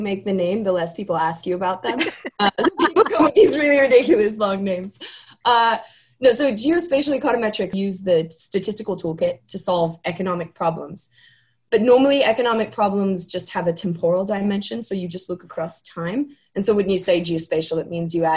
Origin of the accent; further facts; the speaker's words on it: Laguna Beach, California, United States; moved away as an adult; also born or lived in New Zealand / Australia; I grew up in California. I grew up in Laguna Beach, California, which is down south